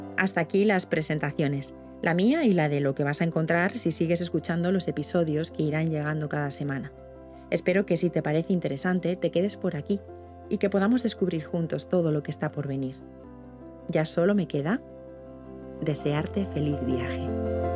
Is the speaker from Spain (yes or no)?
yes; Vitoria-Gasteiz, Basque Country, Spain; Nací en Vitoria hace 48 años